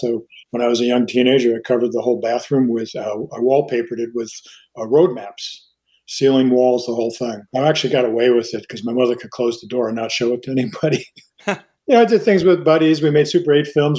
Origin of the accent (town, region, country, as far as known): Long Island, New York, United States; born or raised there; also born or lived in New Rochelle, New York / Mount Vernon, New York